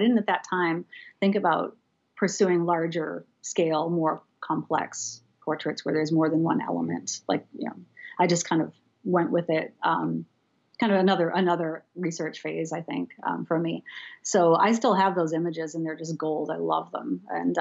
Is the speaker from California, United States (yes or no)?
no; Seacoast area, New Hampshire, United States; I grew up in the Seacoast area too